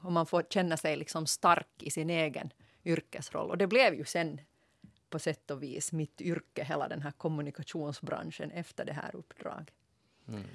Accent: Ostrobothnia, Finland; Som jag österbottning

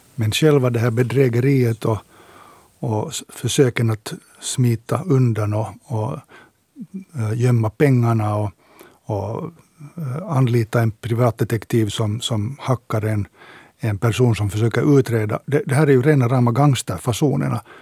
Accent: Finland

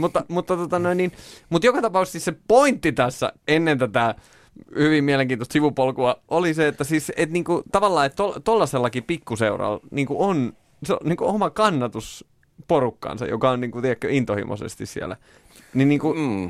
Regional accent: Orimattila, Päijät-Häme, Finland; orimattilas, josta olen kotoisin

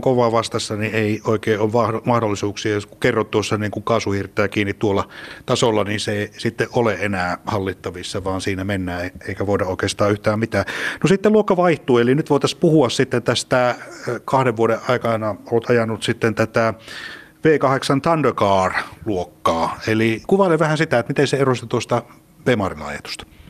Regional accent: Central Finland, Finland; me keskisuomalaisina

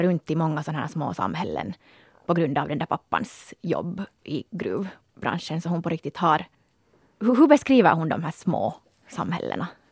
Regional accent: Porvoo, Uusimaa, Finland; moved away; vi är ju båda från Borgå

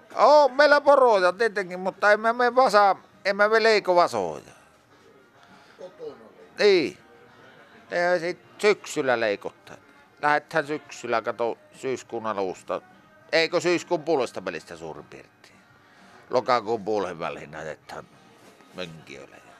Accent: Pokka, Lapland, Finland; minä olen kotoisin tuon Pokaan kylästä, se on 100 kilometriä tästä pohjoissa.

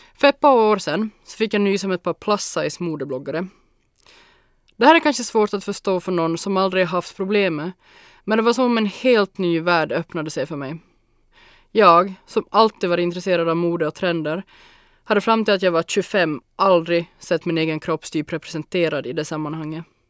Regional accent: Larsmo, Ostrobothnia, Finland; also born or lived in Jakobstad; Jag är född och uppvuxen i Larsmo, i ett gult hus med garage, lekstuga och en stor hundhage

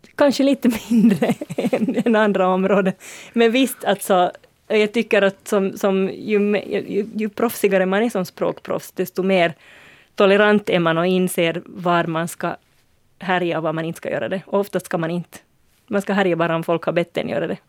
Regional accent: Uusimaa, Finland; för mig som är nylänning

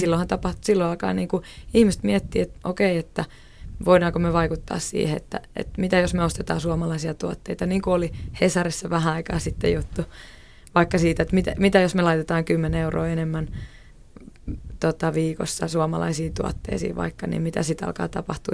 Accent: Oulu, North Ostrobothnia, Finland; mä oon itse siis Oulusta kotoisin

